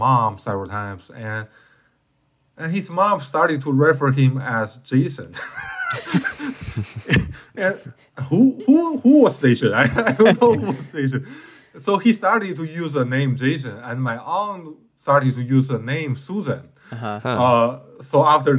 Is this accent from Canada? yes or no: no; northeastern China, China; English is a second language; moved away as an adult; now in United States; I grew up in northeastern China. Quite close to North Korea.